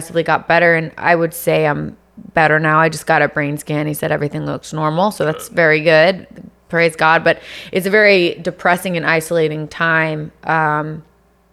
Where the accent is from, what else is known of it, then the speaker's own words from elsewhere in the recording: Virginia, United States; moved away as an adult; also born or lived in Los Angeles; now in Miami, United States; I'm from Virginia